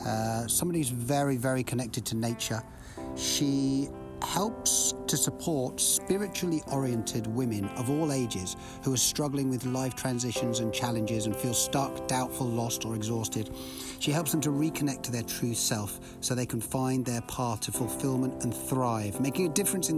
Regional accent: United Kingdom; moved away as an adult; now in United States; I'm from the UK

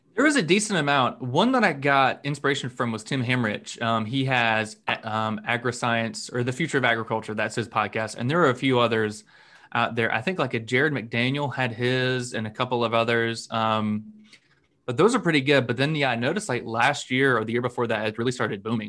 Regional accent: North Florida, United States; I've lived in um, North Florida my whole life

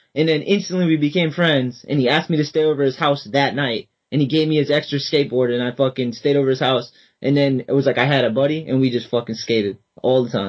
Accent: Boston, Massachusetts, United States; I'm from Boston

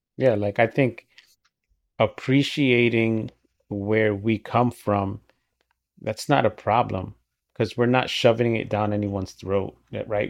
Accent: Dominican Republic; moved away; I was born in the Dominican, right? I was raised by my parents that don't speak English.

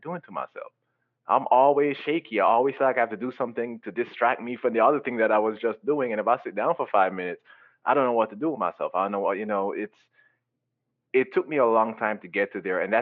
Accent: Jamaica; growing up, I grew up in Jamaica

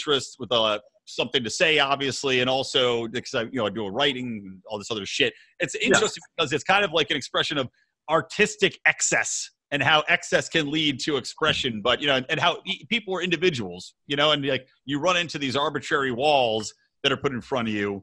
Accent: Bucks County, outside Philadelphia, Pennsylvania, United States; moved away as an adult; also born or lived in Los Angeles; I grew up in Philly, or outside of Philly, I should say, in Bucks County.

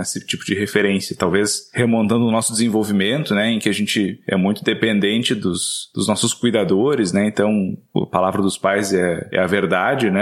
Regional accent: Rio Grande do Sul, Brazil; moved away

